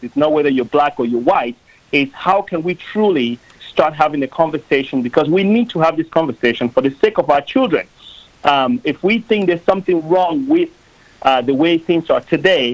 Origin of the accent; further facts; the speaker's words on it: Cameroon; now in United States; I grew up in Cameroon, which is a country in the west coast of Africa.